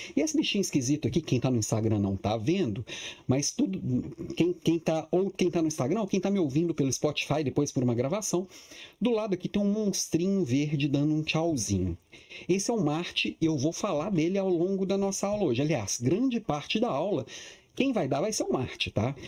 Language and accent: Portuguese; Minas Gerais, Brazil; now in Florianópolis, Brazil; Eu, eu sou mineiro